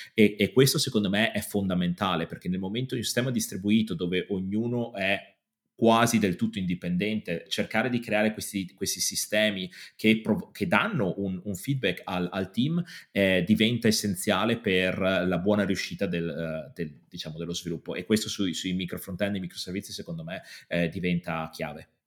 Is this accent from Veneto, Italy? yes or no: yes; Padua, Veneto, Italy; moved away as an adult; now in London, United Kingdom; sono di Padova, ma mi sono spostato a Londra qualche anno fa, nove anni fa per l'esattezza